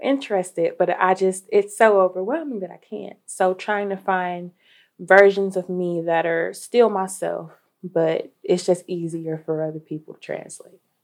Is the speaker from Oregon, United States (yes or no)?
no; Dayton, Ohio, United States; I'm from Dayton, Ohio, born and raised